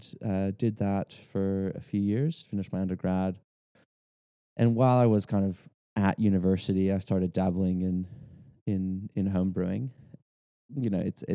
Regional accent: Texas, United States; moved away as an adult; now in Australia; I was born in the States and raised in Texas, native Texan, moved here to Australia in 2009

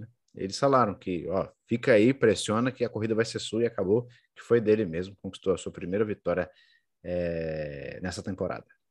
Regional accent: Brazil; nós somos brasileiros

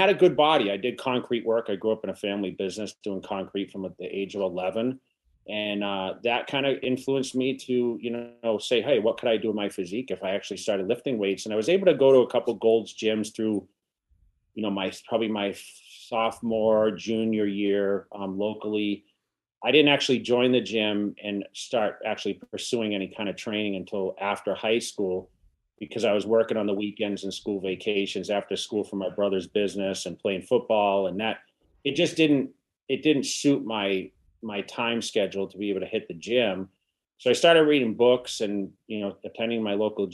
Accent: Massachusetts, United States; moved away as an adult; also born or lived in California; now in Las Vegas, United States; I'm originally from Massachusetts, and you know, I went to California

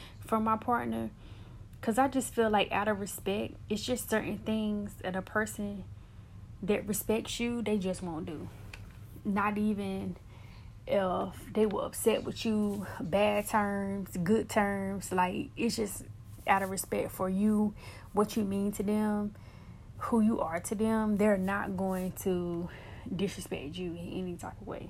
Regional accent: United States; I am from the States, so I represent the States

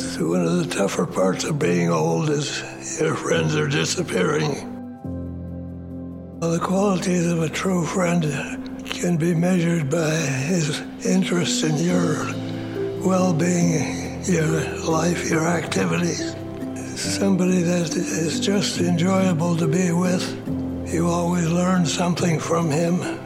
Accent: Minneapolis, Minnesota, United States; I was born in Minneapolis

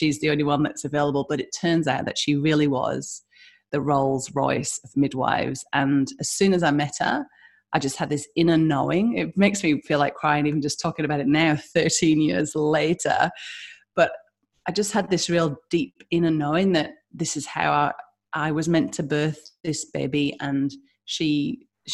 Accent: United Kingdom; now in Western Australia, Australia; as you can hear my accent, I'm from the UK

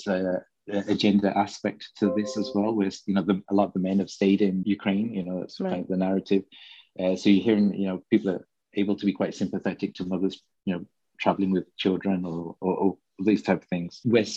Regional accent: Birmingham, West Midlands, United Kingdom; now in Copenhagen, Denmark; I grew up in Birmingham

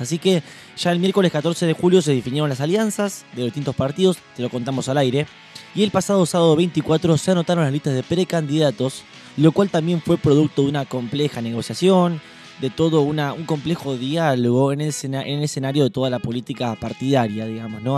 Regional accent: Junín, Buenos Aires Province, Argentina; para quienes somos de Junín, conocemos mucho la institución

